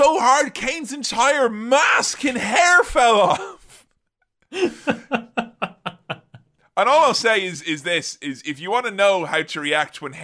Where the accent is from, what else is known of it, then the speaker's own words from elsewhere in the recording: Ireland; I'm Irish.